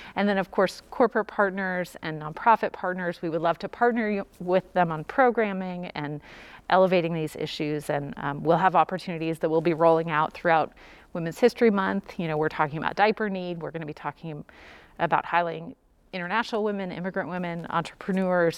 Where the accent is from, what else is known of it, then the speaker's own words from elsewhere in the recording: Louisville, Kentucky, United States; I'm from Louisville since age five